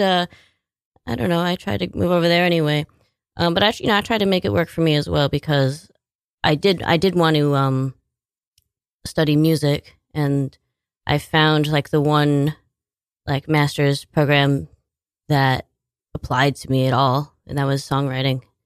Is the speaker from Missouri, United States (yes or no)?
no; Washington, United States; moved away as an adult; also born or lived in New York; now in Staten Island, United States; I was born in Washington State